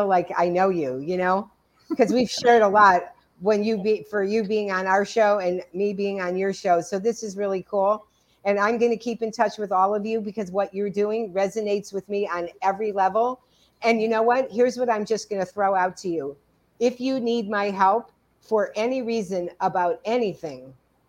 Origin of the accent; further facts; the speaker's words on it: Cleveland, Ohio, United States; I was born in Cleveland